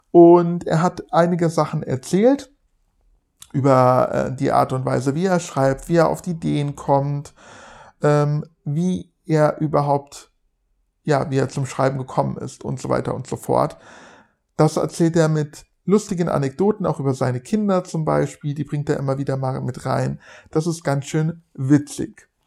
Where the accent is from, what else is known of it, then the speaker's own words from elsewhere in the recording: Frankfurt, Hesse, Germany; Ihr wisst, ich komme aus Frankfurt oder in der Nähe von Frankfurt.